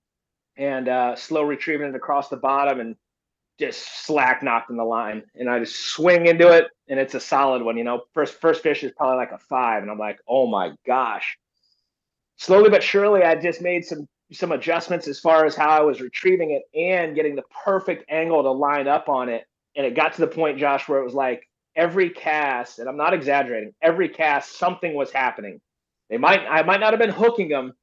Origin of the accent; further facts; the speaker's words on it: Florida, United States; now in California, United States; I grew up in Florida